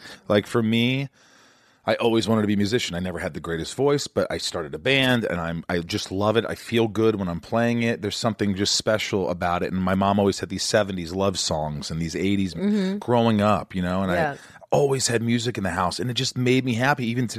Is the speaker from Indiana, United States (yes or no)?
yes; Southern Indiana, United States; You know where I'm from. You know where I grew up. Where? Indiana. Southern Indiana.